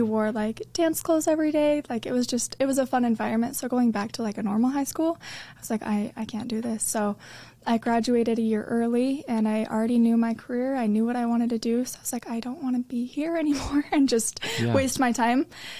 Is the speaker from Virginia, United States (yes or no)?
no; Riverton, Utah, United States; So I am from Utah, just born in Riverton. And I grew up dancing.